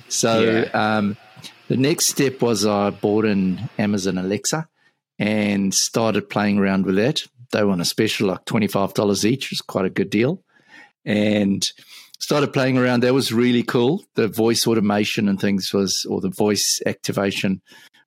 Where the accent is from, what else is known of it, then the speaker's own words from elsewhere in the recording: Johannesburg, Gauteng, South Africa; now in Auckland, New Zealand; So I'm currently living in Auckland, New Zealand, but I'm originally from Johannesburg in South Africa